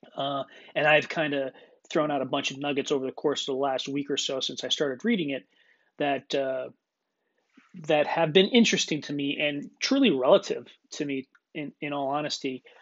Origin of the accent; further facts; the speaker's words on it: Clarks Summit, Pennsylvania, United States; where we grew up in Northeastern Pennsylvania outside of Scranton, PA, Clark Summit area.